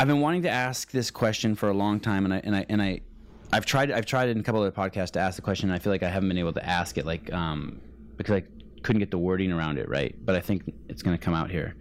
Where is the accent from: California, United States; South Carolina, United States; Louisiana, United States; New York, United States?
California, United States; Bay Area; I grew up in the Bay Area.